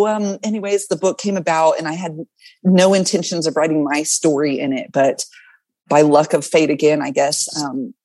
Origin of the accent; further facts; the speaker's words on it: the South, Southern United States, United States; accent: Southern; I hear my Southern accent coming out